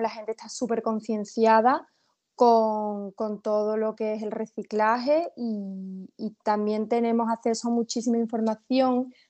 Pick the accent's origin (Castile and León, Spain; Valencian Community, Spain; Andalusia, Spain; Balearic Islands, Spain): Andalusia, Spain; Seville; yo soy de Sevilla